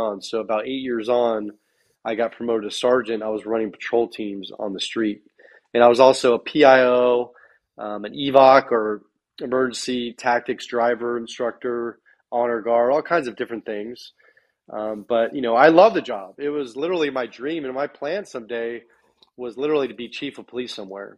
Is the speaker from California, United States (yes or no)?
yes; Bay Area, Northern California, United States; moved away as an adult; also born or lived in Sacramento, California; I'm originally from the Bay Area in Northern California. I've actually lived all over the world.